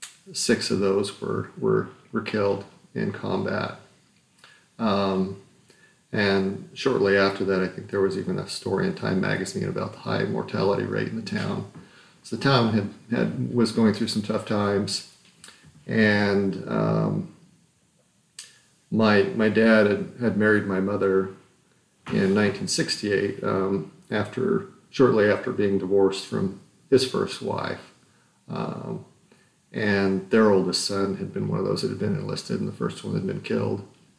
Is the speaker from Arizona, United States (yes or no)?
yes; Morenci, Arizona, United States; moved away as an adult; also born or lived in Utah; I was born in Morenci, Arizona in 1969. Morenci is a small town in southeastern Arizona. It's a mining town. And my parents were